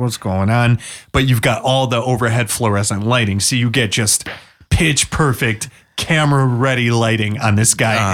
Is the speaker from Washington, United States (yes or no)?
yes; Washington, United States; I'm from Washington State.